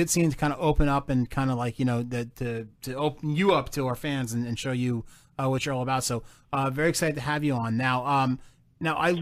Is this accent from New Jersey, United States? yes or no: yes; New Jersey, United States; accent: Jersey; It's my Jersey accent